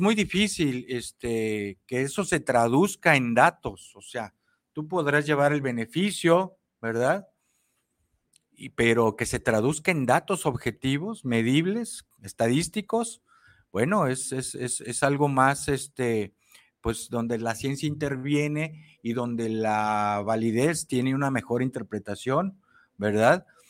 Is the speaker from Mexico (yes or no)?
yes; Mexico; como mexicanos